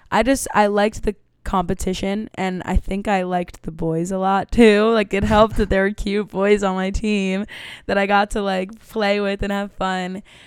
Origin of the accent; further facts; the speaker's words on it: New York City, New York, United States; I grew up in Manhattan, and I went to a performing arts school